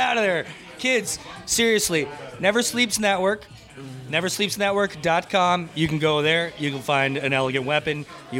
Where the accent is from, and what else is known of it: Toronto, Ontario, Canada; born or raised there